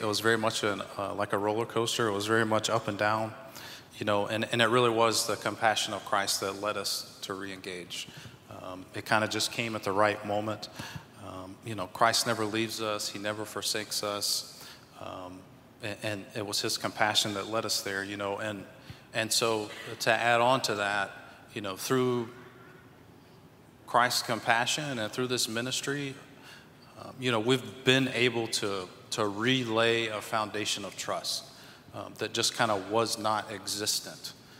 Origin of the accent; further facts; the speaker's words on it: South Carolina, United States; moved away; We're both from South Carolina. We're a military family. So we've been around the states for a while.